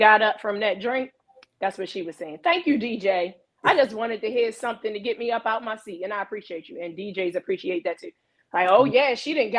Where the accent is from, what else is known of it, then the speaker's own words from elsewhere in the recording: Baltimore, Maryland, United States; I'm from Baltimore. I'm from Baltimore